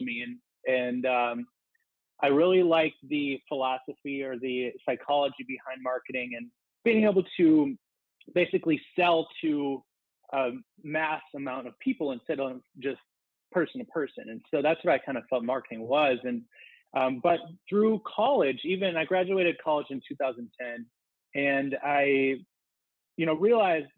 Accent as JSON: {"language": "English", "region": "Minnesota", "country": "United States", "also_born_or_lived": "Arizona", "moved": "as an adult", "said": "I'm from Minnesota"}